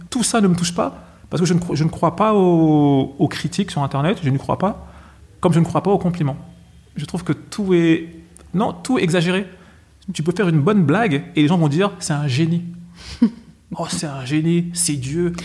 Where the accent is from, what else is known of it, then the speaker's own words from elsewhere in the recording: Villiers-le-Bel, Île-de-France, France; je suis de Villiers-le-Bel